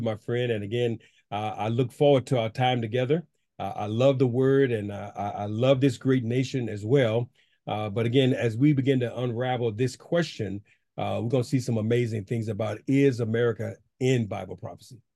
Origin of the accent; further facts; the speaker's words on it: United States; I am an American, uh, true and true